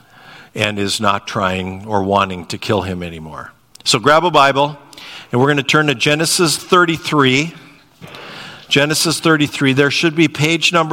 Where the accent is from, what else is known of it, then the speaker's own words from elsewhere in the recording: North Dakota, United States; we're from North Dakota